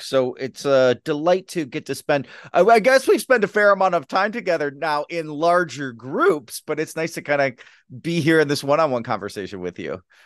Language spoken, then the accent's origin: English; Detroit, Michigan, United States; I'm from Detroit.